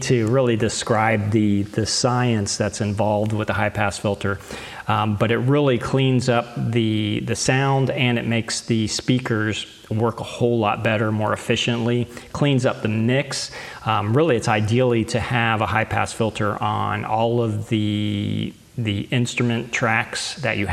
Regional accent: United States; I am living in the United States of America, so obviously I want to support my home country

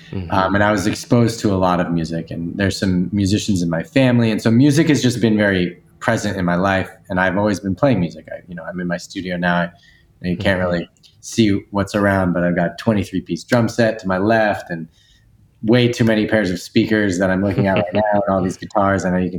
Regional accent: East Coast, United States; I grew up in the East Coast, went to school out there too, moved out to the West Coast.

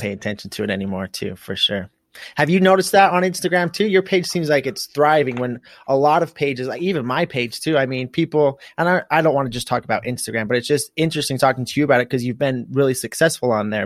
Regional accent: United States; also born or lived in St. George, Utah; I'm from, like, the southeastern um, northeastern side of, of, like, Idaho and, and Utah, right on the border

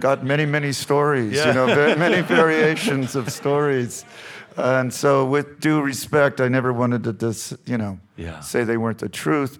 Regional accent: Huntington Beach, California, United States; also born or lived in San Antonio, Texas; was born in San Antonio, and then we moved to Southern California, Huntington Beach, when I was about 7 years old.

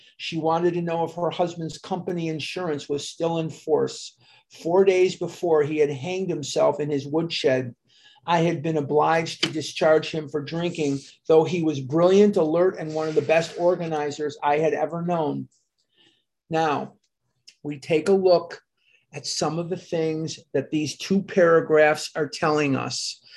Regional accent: Chicago, Illinois, United States; now in Scottsdale, United States; I am born and raised in Chicago, Illinois.

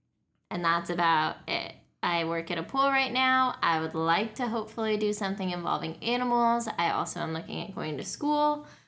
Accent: Aurora, Colorado, United States; moved away as an adult; now in Georgia, United States; I am also 26, not as recently. I am from Colorado. I lived there for 25 years. And then just recently, in the past year, I moved to Georgia

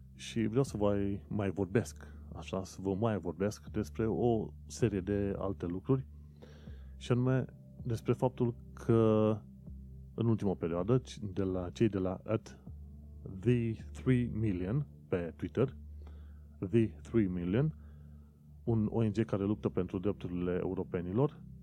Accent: Romania; now in London, United Kingdom; Pentru noi, ca români, nu este nimic nou să vedem chestiunile astea întâmplându-se în UK.

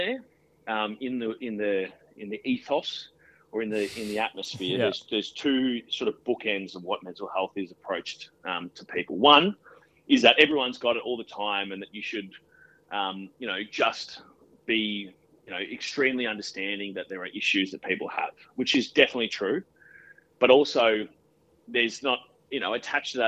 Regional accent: Australia; I'm probably a little bit well-versed on being an Australian kid

